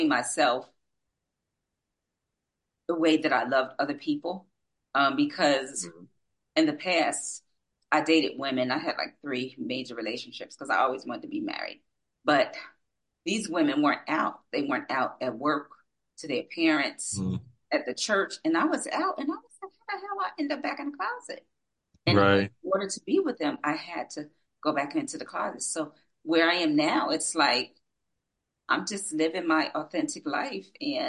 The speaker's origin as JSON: {"language": "English", "town": "Asbury Park", "region": "New Jersey", "country": "United States", "tie": "born or raised there", "said": "I'm from Asbury Park, New Jersey, and we grew up in the village, the projects"}